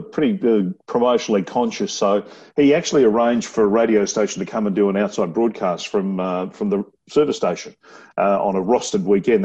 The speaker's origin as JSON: {"language": "English", "town": "Brisbane", "region": "Queensland", "country": "Australia", "tie": "born or raised there", "also_born_or_lived": "Laverton, Melbourne, Victoria", "said": "I was born in Melbourne, but I went to school in Queensland."}